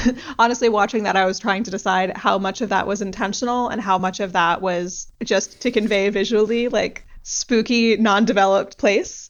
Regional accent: United States; as an American

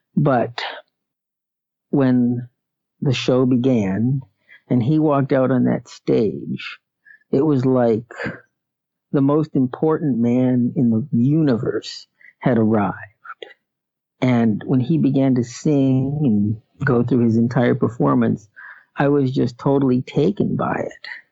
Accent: Erie, Pennsylvania, United States; also born or lived in Manhattan, New York / Connecticut; I've um, lived here all my life. I was born here

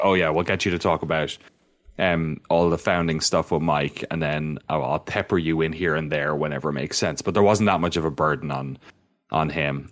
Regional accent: Waterford, Munster, Ireland; moved away; I'm from Waterford in the southeast, which is the original V-, Viking settlement in Ireland.

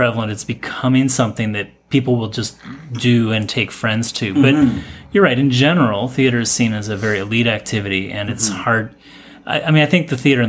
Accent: Michigan, United States; moved away as an adult; also born or lived in New York / Chicago / Vancouver; now in Toronto, Canada; I grew up in Michigan.

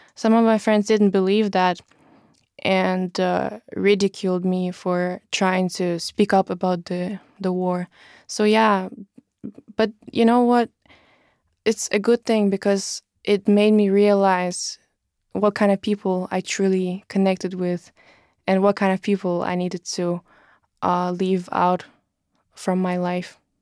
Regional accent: Russia; moved away; growing up in Russia

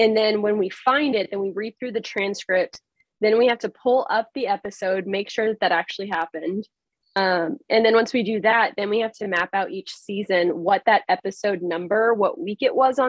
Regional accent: Texas, United States; now in Massachusetts, United States; growing up in Texas is very different than, you know, especially where I live now in Massachusetts

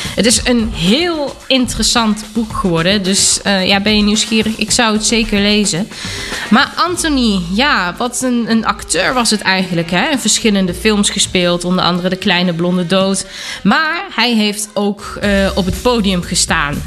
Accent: Germany; kom ik uit Duitsland

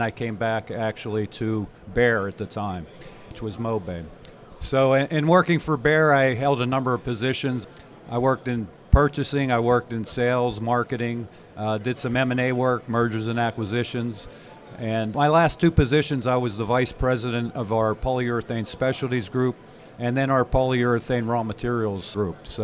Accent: Cleveland, Ohio, United States; I'm a Pittsburgh-based person. I grew up in Pittsburgh. I'm from Cleveland.

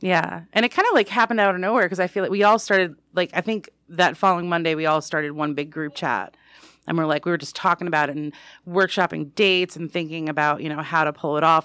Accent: New York, United States; moved away as an adult; also born or lived in Pittsburgh; now in Michigan, United States; I'm from New York. I live in Michigan

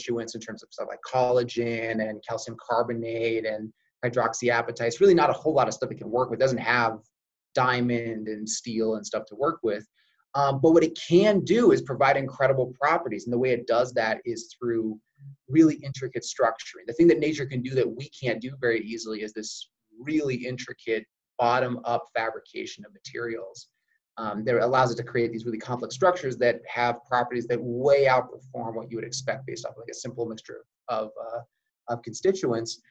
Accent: Oregon, United States; moved away as an adult; also born or lived in San Diego, California; now in Utah, United States; I actually originally grew up in Oregon

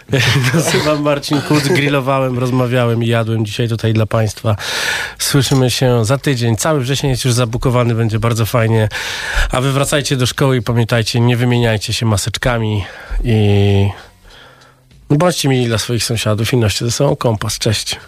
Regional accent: London, United Kingdom; Pół Polak, pół Serb z Londynu.

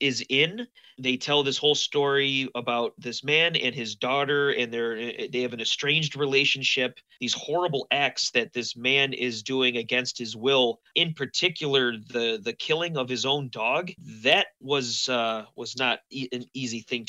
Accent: Buffalo, New York, United States; I'm from Buffalo

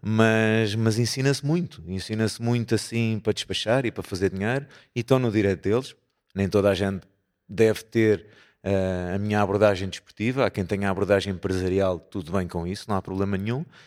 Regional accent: Porto, Norte, Portugal; somos do Porto

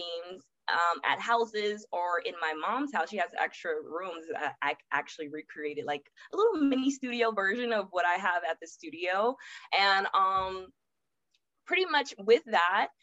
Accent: Los Angeles, California, United States; moved away as an adult; also born or lived in Atlanta; I'm born and raised Los Angeles and I moved to Atlanta after college

